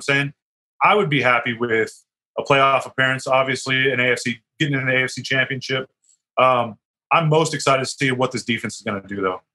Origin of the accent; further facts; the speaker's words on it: Las Vegas, Nevada, United States; also born or lived in San Diego; to Vegas in '91, I grew up here